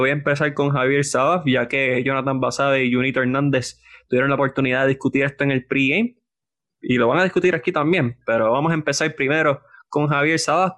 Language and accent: Spanish; Puerto Rico; yo soy boricua, pero también soy mitad colombiano